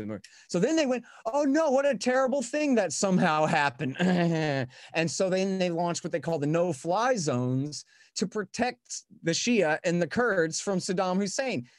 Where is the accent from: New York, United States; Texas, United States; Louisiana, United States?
Texas, United States; I'm a Texan